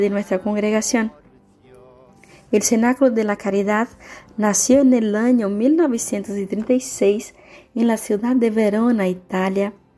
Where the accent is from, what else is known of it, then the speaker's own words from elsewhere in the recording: Brazil; now in San Antonio, Paraguay; Soy brasileña